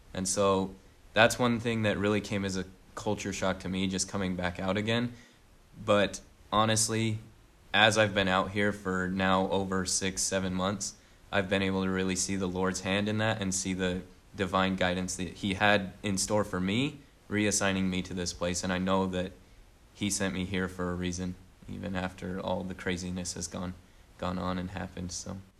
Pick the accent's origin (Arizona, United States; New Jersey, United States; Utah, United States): Utah, United States; St. George; moved away as an adult; now in Dayton, United States; I'm originally from Saint George, Utah, been there basically my whole life